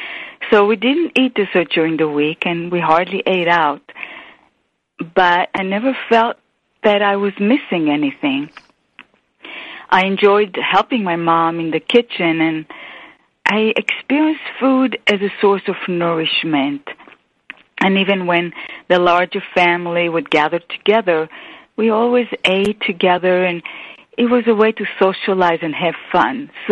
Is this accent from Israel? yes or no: yes; Israel; I grew up in Israel in a family of five children